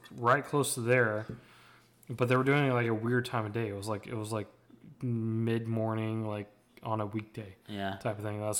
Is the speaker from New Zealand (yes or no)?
no; Tennessee, United States; now in Charleston, United States; I'll always be a Tennessee boy, but Charleston will always have a place.